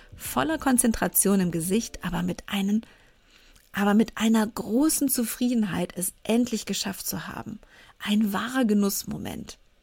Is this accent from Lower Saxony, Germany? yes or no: no; Cologne, North Rhine-Westphalia, Germany; ich bei uns im Vorort in Köln im Sportverein in eine Kindertanzgruppe gehen sollte